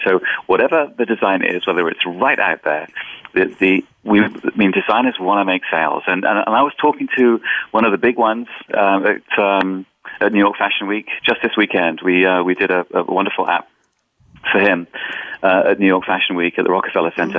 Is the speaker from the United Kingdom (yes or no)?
yes; England, United Kingdom; moved away; also born or lived in Boston / Germany / London; I'm actually originally from England